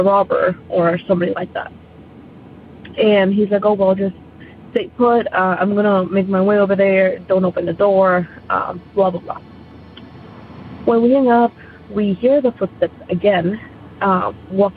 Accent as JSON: {"language": "English", "country": "Colombia", "moved": "yes", "lives_now": "United States", "said": "I am not originally from the United States, and I actually had my experience back in Colombia. That's where I'm from"}